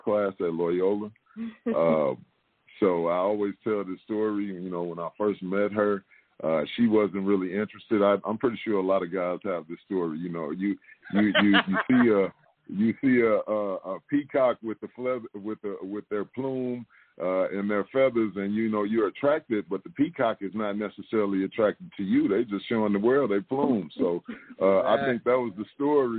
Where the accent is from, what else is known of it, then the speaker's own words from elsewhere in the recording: East St. Louis, Illinois, United States; also born or lived in Chicago, Illinois; I'm originally from East St. Louis, Illinois. I was born and raised there.